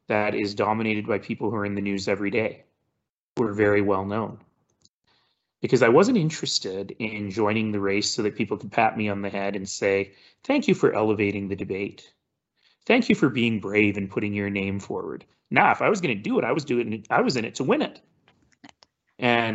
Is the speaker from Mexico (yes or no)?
no; Calgary, Alberta, Canada; also born or lived in Toronto; I was born in Toronto, and I spent much of my 20s there, but I'm really a Calgarian.